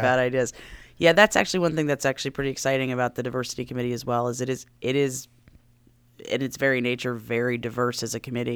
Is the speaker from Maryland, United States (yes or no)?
yes; Silver Spring, Maryland, United States; moved away as an adult; also born or lived in New York City; I was born and raised in Maryland, uh, grew up, grew up in Montgomery County, grew up in Silver Spring